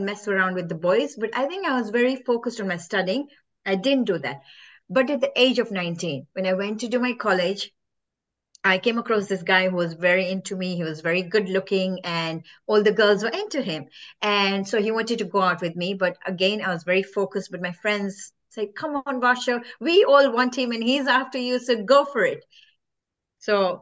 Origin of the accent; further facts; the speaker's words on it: Kenya; I'm originally from Kenya